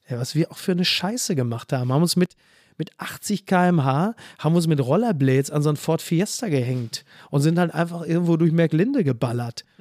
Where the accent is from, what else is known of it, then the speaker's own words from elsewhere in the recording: Castrop-Rauxel, North Rhine-Westphalia, Germany; Henrichenburg, wo ich herkomme, ist ja dann nochmal so in den Outs, das ist ja eher so das Münsterland